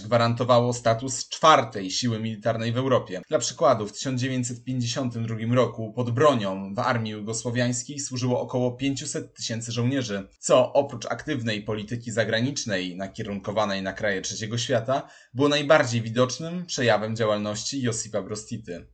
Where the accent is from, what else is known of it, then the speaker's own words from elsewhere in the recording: Poland; dla nas Polaków